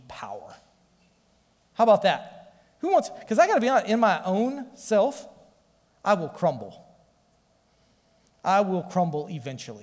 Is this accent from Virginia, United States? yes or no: no; Ottumwa, Iowa, United States; We grew up in Ottumwa